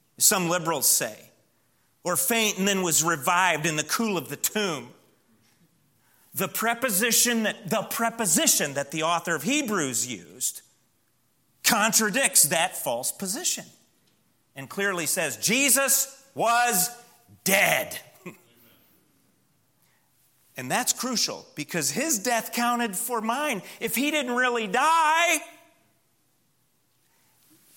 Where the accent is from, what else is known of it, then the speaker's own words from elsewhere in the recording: Midwest, United States; now in Southern US; I come from the Midwest where cedars are more a nuisance than anything